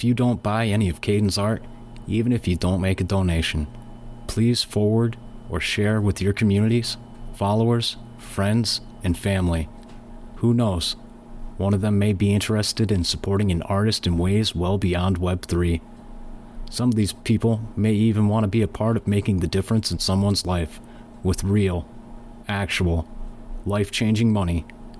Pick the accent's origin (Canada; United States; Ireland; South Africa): South Africa; Johannesburg, Gauteng; We're from Johannesburg, South Africa, and I just want to introduce us and our journey to everyone here.